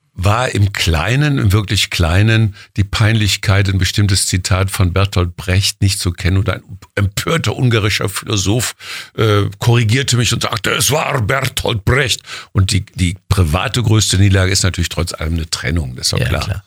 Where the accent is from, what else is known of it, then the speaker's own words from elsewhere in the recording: Jülich, North Rhine-Westphalia, Germany; Rheinland, Jülich, geboren am 11.11. .11. um 11 Uhr